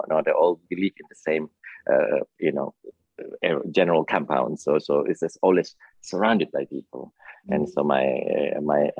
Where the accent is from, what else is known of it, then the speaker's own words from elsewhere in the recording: Bandung, West Java, Indonesia; now in New York, United States; I grew up in a city of called Bandung, named Bandung. It's about 100 miles south of Jakarta